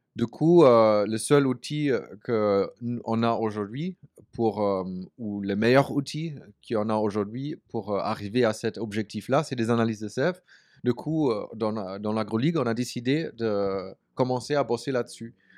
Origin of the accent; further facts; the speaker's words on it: Berlin, Germany; French is a second language; moved away as an adult; also born or lived in New Zealand / United States; now in France; je viens de la ville, je viens de Berlin. Je suis né en Allemagne, à Berlin